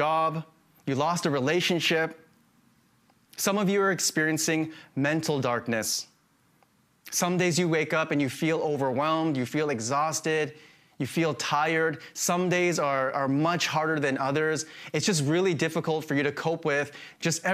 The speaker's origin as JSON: {"language": "English", "region": "Saskatchewan", "country": "Canada", "tie": "born or raised there", "moved": "yes", "said": "I grew up in Saskatchewan"}